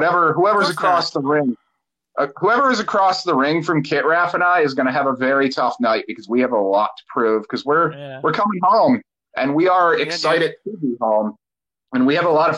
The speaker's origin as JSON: {"language": "English", "town": "Dunmore", "region": "Pennsylvania", "country": "United States", "tie": "born or raised there", "said": "I'm from originally from Dunmore, Pennsylvania, which is pretty Sweet. Much like attached to Scranton"}